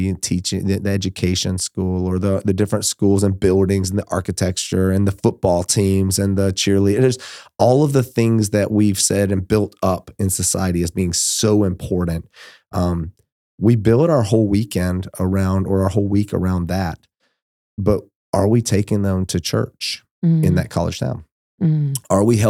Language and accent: English; Georgia, United States; moved away; I'm from Georgia